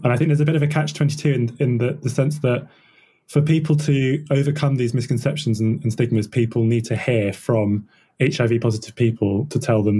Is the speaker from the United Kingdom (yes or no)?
yes; United Kingdom; you mentioned that we don't want to talk about sex because then that's, you know, we don't do that as British people.